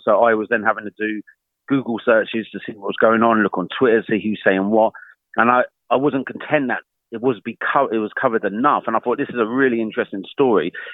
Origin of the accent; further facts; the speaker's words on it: United Kingdom; me being British